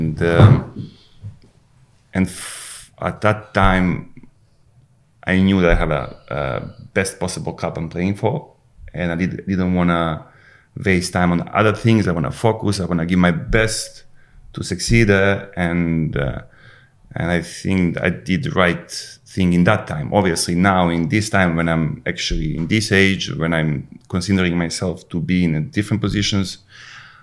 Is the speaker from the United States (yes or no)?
no; Užice, Serbia; English is a second language; moved away as an adult; also born or lived in Moscow, Russia / Manchester, United Kingdom; I moved back to my hometown, Užice